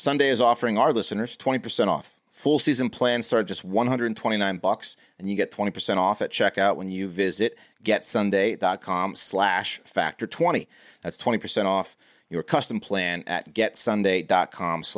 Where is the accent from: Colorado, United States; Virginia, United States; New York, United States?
Virginia, United States; growing up in Virginia